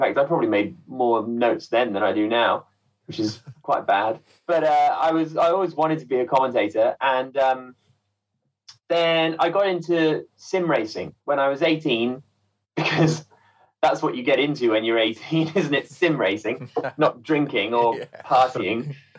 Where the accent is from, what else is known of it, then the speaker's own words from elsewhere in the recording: Midlands, United Kingdom; Well, so I grew up in the Midlands. I was born and grew up in the Midlands